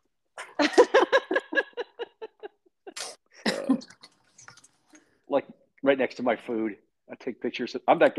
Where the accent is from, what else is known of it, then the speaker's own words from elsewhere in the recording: Dallas, Texas, United States; I'm from the Dallas area of the Dallas Metroplex